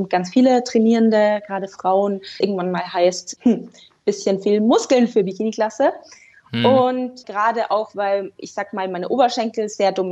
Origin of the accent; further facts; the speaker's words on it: Rosenheim, Bavaria, Germany; Also ich komme aus dem wunderschönen Rosenheim in Oberbayern